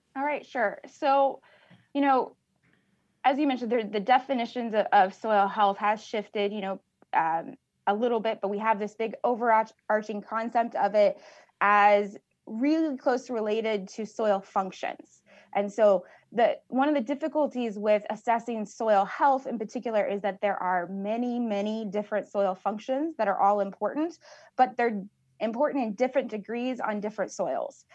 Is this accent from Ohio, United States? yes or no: no; Richland County, Southeast Illinois, United States; I am a originally from Southeast Illinois, uh, Richland County. I grew up on a farm